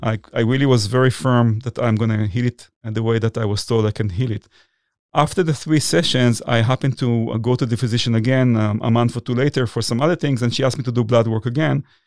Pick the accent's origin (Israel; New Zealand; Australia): Israel; moved away as an adult; also born or lived in New York City, United States; now in United States; I was born in Israel, but I moved here in nineteen ninety-nine